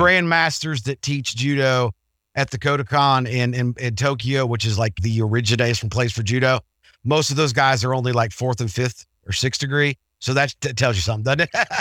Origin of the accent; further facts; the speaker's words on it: England, United Kingdom; as an English guy